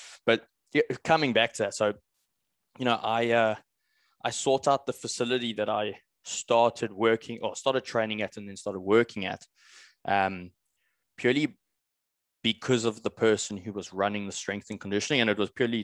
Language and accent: English; South Africa; I come from South Africa